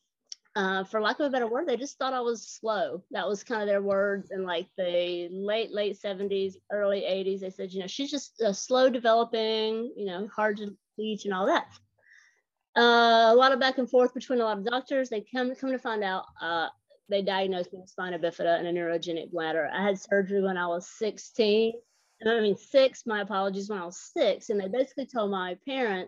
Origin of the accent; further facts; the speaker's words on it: Georgia, United States; accent: Southern; also born or lived in Atlanta, Georgia; When you hear me talk, you can tell I'm from the South. I'm from Atlanta, Georgia. I actually grew up in a small town about an hour north of Atlanta